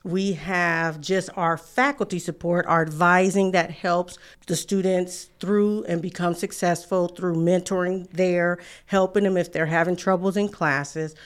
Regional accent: San Francisco, California, United States; moved away; I'm from San Francisco, California

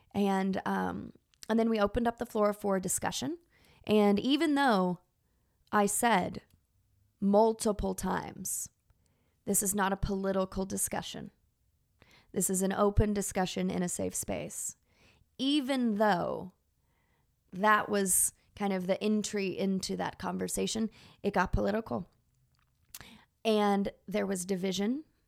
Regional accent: Texas, United States; I grew up in Texas

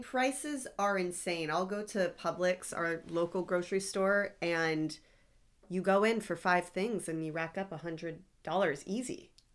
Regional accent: South Florida, United States; I grew up in South Florida

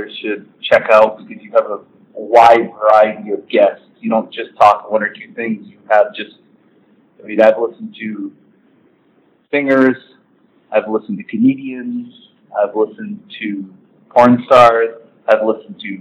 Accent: Toronto, Ontario, Canada; moved away; I'm from the cold and I'm from Toronto, born and raised

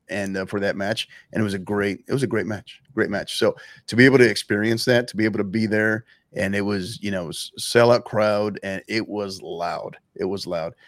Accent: San Antonio, Texas, United States; my hometown team here, club that I support, season ticket member, San Antonio FC

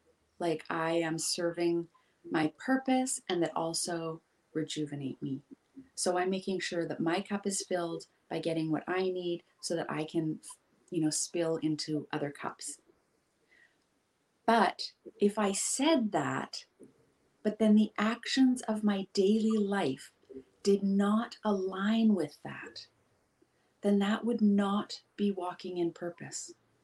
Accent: Pacific Northwest, United States; You can tell I grew up in the Pacific Northwest because I always use like forest analogies or beach analogies

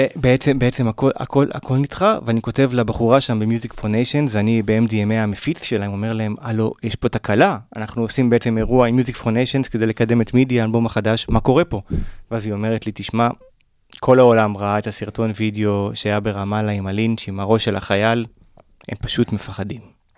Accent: Israel; also born or lived in Pasadena, California, United States / Golan Heights; ברחתי מהארץ לקליפורניה

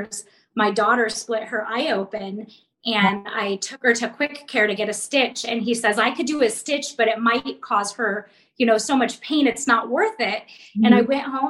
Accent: San Diego, California, United States; I was born and raised in San Diego.

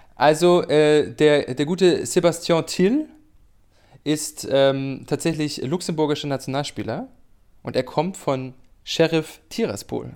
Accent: Greifswald, Mecklenburg-Vorpommern, Germany; das äh, mein Heimatort ist

